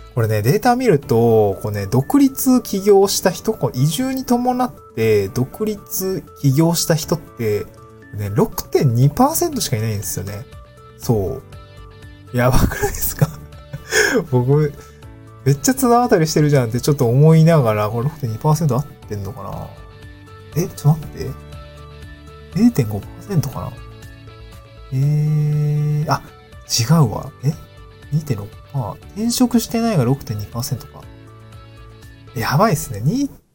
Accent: Niigata, Japan; moved away as an adult; also born or lived in Hirosaki, Aomori / Tokyo; now in Awaji Island, Japan; 僕はね、新潟生まれだし、 新潟で18年住んでいて、青森に4年ぐらいいたんですけど

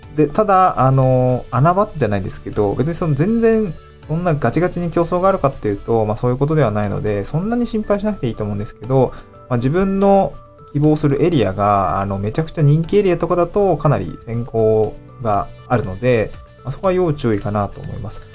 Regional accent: Niigata, Japan; also born or lived in Aomori / Tokyo; now in Awaji Island, Japan; 私、新潟の生まれ

